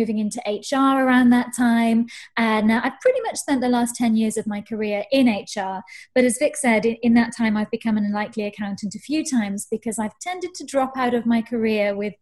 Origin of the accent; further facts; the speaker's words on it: Wales, United Kingdom; also born or lived in Canada; I was born in Canada, but I grew up in Wales. So I think I'm Welsh